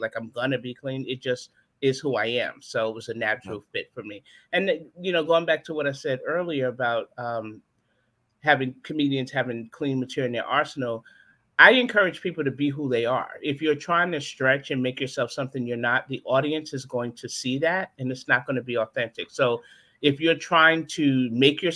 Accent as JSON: {"language": "English", "town": "New York City", "region": "New York", "country": "United States", "tie": "born or raised there", "moved": "as an adult", "lives_now": "Charlotte, United States", "said": "I grew up in Brooklyn, New York. And I grew up in Brownsville"}